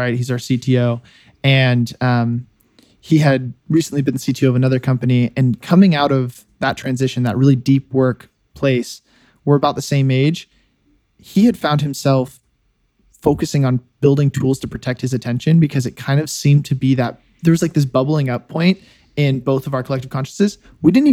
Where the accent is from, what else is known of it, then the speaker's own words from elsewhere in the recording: Silicon Valley, California, United States; moved away as an adult; also born or lived in Notre Dame, Indiana; I grew up in the Silicon Valley